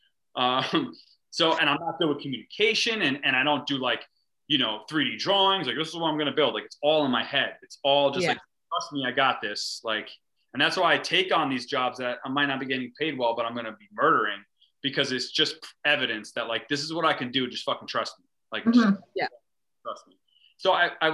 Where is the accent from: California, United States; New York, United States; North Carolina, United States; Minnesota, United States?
New York, United States; North Fork, Long Island; also born or lived in San Francisco / Brooklyn / Phoenix; A North Fork artist